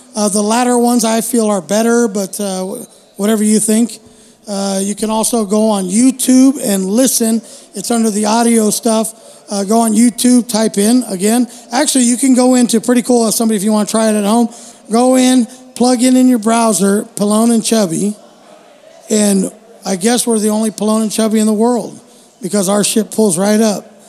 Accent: United States; I'm just an American

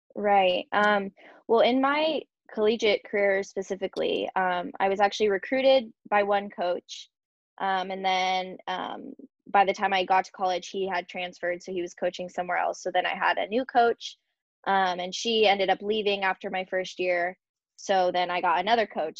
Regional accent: San Marcos, California, United States; that college is in my hometown, San Marcos

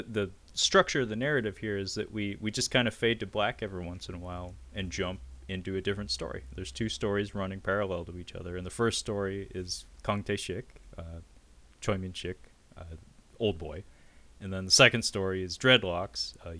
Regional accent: Seattle, Washington, United States; growing up in Seattle

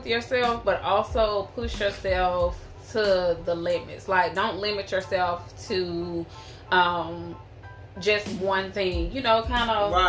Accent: Tuskegee, Alabama, United States; I'm from Tuskegee, Alabama, born and raised.

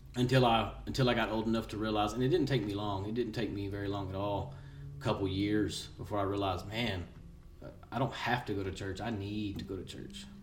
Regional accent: Seminole, Texas, United States; also born or lived in Midland, Texas; I was born and raised here in Seminole, Texas

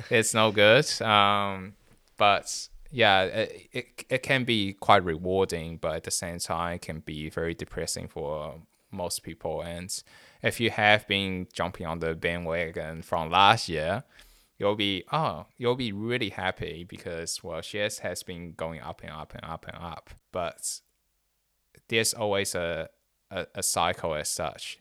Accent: Taiwan; moved away; me growing up in Taiwan

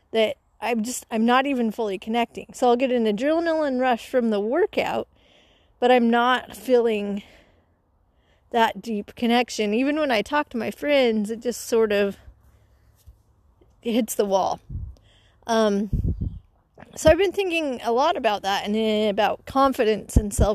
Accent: Utah, United States; Growing up in Utah

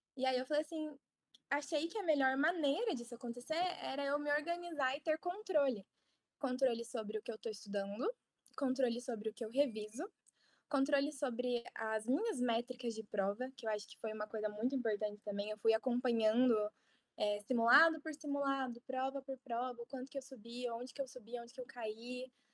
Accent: Ponta Grossa, Paraná, Brazil; moved away as an adult; now in Curitiba, Brazil; Eu sou de Ponta Grossa, Paraná, e meu objetivo era ter passado na Universidade Estadual de Ponta Grossa

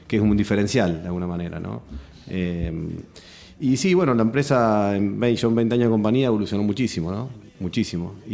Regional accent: Casilda, Santa Fe, Argentina; now in Rosario, Argentina; Sí. Y ya soy más rosarino que casilense.

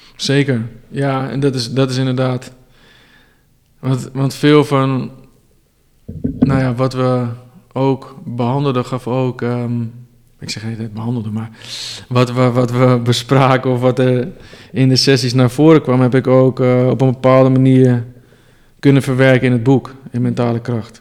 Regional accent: Amsterdam, North Holland, Netherlands; ik kom uit Amsterdam

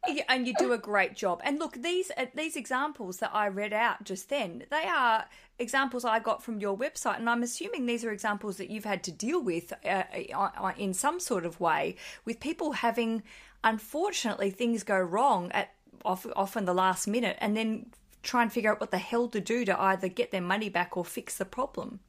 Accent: Hobart, Tasmania, Australia; I'm a comedian from Hobart, Tasmania, Australia

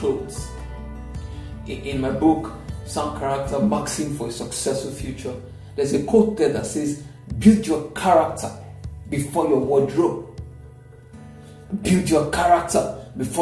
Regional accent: Ilorin, Kwara, Nigeria; now in Lagos, Nigeria; growing up in Ilorin, my father had a farm

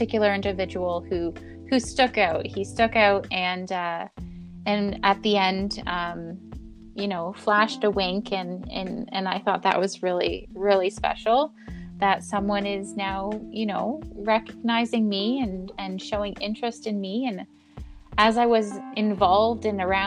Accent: Canada; I became as a Canadian representative for those pageants

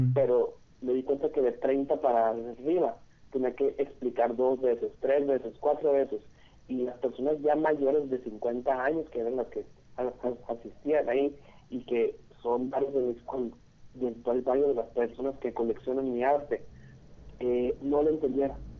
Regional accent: Hermosillo, Sonora, Mexico; soy aquí de Hermosillo, Sonora

